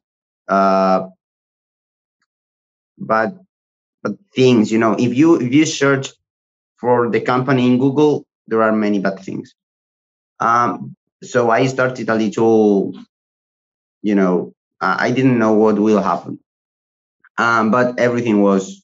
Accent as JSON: {"language": "English", "country": "Spain", "said": "I studied a vocational training in Spain, because I'm from Spain"}